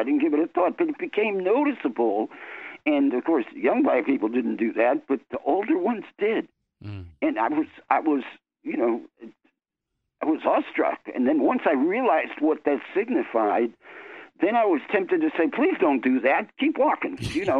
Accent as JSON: {"language": "English", "town": "Milwaukee", "region": "Wisconsin", "country": "United States", "tie": "born or raised there", "also_born_or_lived": "New York", "said": "I was born in New York, but we went to school in Milwaukee, exactly."}